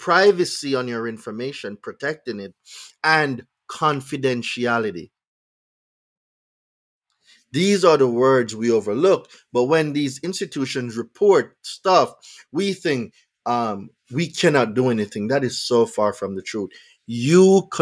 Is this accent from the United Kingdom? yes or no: no; Jamaica; now in United States; I'm not from here. So when I came from Jamaica